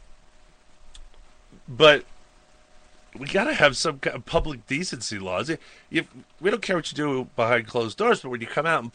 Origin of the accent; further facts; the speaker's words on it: Suffolk County, Long Island, New York, United States; now in Montana, United States; I came from Long Island, New York.